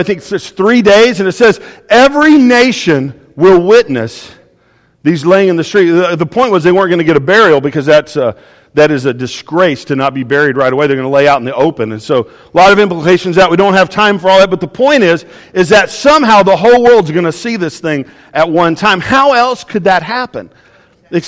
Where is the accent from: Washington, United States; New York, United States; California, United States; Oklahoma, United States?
Oklahoma, United States; I'm from Oklahoma